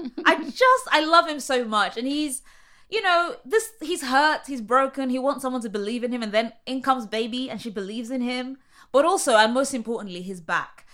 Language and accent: English; London, United Kingdom; moved away as an adult; now in New York, United States; at that time I was living in London, which is where I'm from